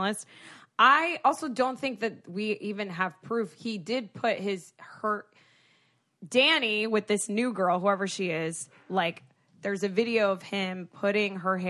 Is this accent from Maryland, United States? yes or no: no; Florida, United States; I am from South Florida